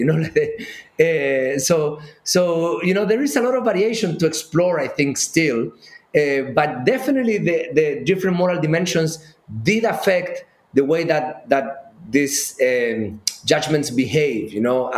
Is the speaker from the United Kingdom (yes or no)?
no; Chile; moved away; I grew up in Chile